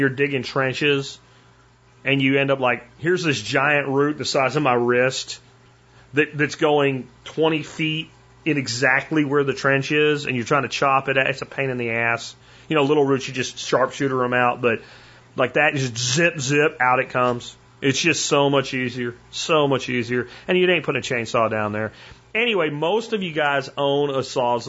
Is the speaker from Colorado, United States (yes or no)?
no; Florida, United States; also born or lived in Pennsylvania; I grew up in, you know, a mix between Florida and Pennsylvania. And when I was growing up in Florida as a kid